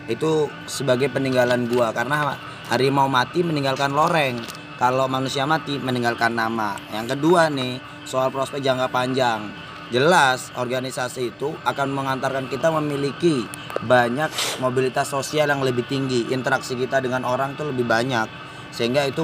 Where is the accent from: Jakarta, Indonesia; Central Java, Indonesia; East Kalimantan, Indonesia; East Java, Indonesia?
East Java, Indonesia; Gue asal dari Jawa Timur ya kan.